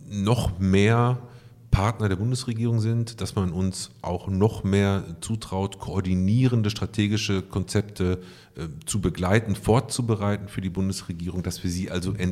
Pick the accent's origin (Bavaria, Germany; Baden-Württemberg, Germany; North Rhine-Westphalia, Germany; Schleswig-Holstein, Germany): North Rhine-Westphalia, Germany; Ich komme aus dem Ruhrgebiet